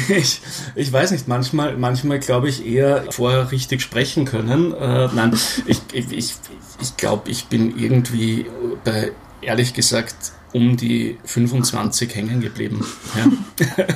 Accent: Austria; now in Berlin, Germany; als Österreicher in Berlin, also zum Beispiel bei mir in der Firma, mit dem Thema Kaffee einfach angeben kann, weil ja. alle glauben, dass man genau weiß, wie der beste Kaffee auf der Welt

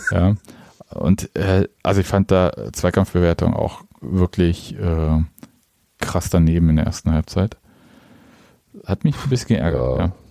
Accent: Stuttgart, Baden-Württemberg, Germany; Aber als Stuttgarter kann ich einfach irgendwie äh, einen Unionsspieler wegflexen

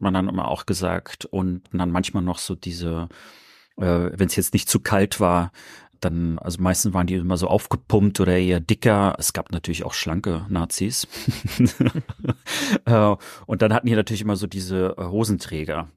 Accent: Rostock, Mecklenburg-Vorpommern, Germany; born or raised there

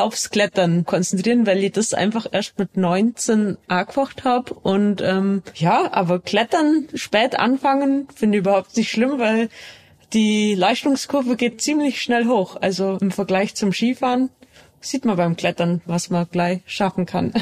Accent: Allgäu, Bavaria, Germany; ich bin ja im Allgäu aufgewachsen

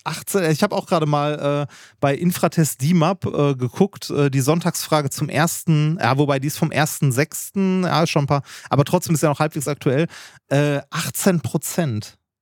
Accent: Essen, North Rhine-Westphalia, Germany; ich bin in Essen-Altendorf aufgewachsen

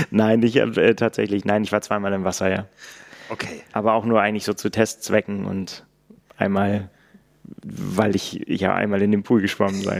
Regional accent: Northern Germany, Germany; ich darf das sagen, als Norddeutscher sind das Berge

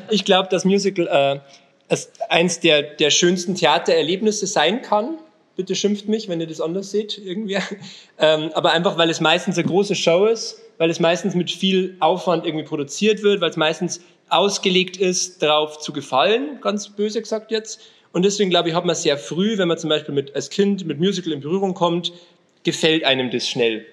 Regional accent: Alpine foothills south of Munich, Bavaria, Germany; now in Munich, Germany; komme eigentlich ursprünglich noch von ganz viel, noch südlicher. Also Alpenvorland ist schon nett gesagt

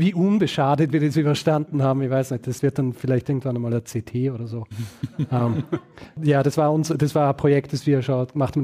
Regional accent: Vorarlberg, Austria; moved away as an adult; also born or lived in Graz; now in Vienna, Austria; ursprünglich bin ich in Vorarlberg aufgewachsen und in Graz geboren

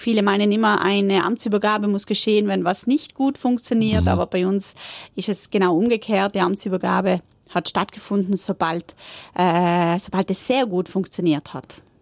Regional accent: South Tyrol, Trentino-Alto Adige, Italy; wir in Südtirol

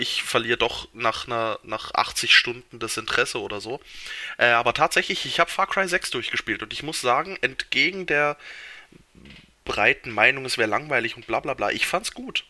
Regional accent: Switzerland

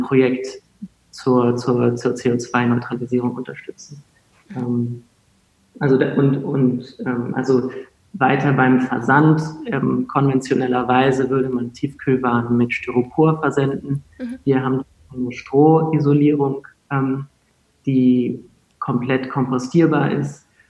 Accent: Hamburg, Germany; also born or lived in England / France; ich aus Hamburg

